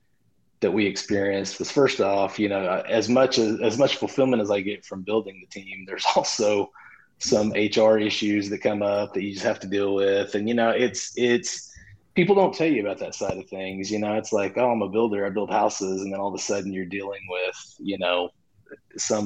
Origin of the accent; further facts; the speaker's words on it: just outside of Oklahoma City, United States; my hometown, which is just outside of Oklahoma City